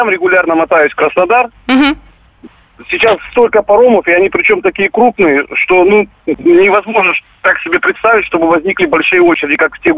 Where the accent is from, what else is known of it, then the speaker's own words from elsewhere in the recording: Crimea, Ukraine; А я однозначно, как крымчанин, рекомендую, конечно, если расстояние позволяет, то ехать нужно обязательно на автомобиле, потому что есть такие места в Крыму